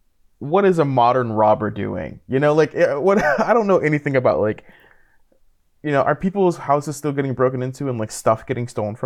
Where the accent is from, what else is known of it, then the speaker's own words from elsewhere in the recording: Fayetteville, North Carolina, United States; now in Washington, D.C., United States; I think the place I grew up is considered to be, like, one of the more dangerous cities in America. I'm from Fayetteville, North Carolina.